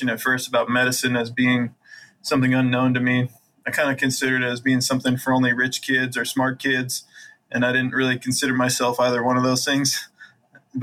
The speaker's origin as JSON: {"language": "English", "region": "Utah", "country": "United States", "tie": "born or raised there", "also_born_or_lived": "Columbus, Ohio / Iowa", "moved": "as an adult", "said": "I grew up in Utah, have lots of siblings"}